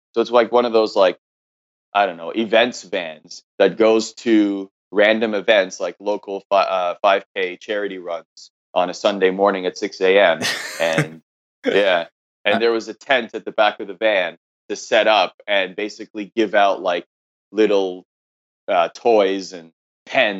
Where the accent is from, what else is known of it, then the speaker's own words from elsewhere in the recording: Oakville, Ontario, Canada; I grew up in just outside of Toronto, Ontario, in a city called Oakville